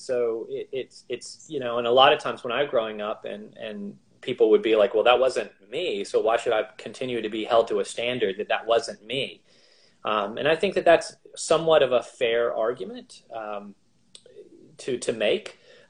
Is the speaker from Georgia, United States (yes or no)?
yes; Albany, Georgia, United States; moved away; also born or lived in Philadelphia; So I was born in Albany, Georgia, which interestingly is, in the deep South, really, really deep South.